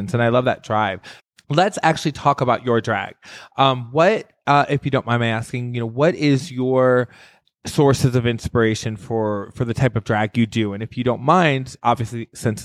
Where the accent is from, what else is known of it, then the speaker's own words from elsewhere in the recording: Michigan, United States; moved away as an adult; also born or lived in Los Angeles; now in Las Vegas, United States; I'm from Michigan